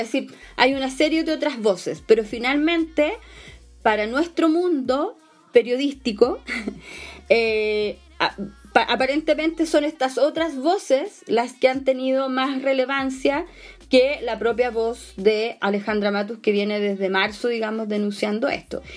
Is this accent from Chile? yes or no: yes; Chile; Como sociedad chilena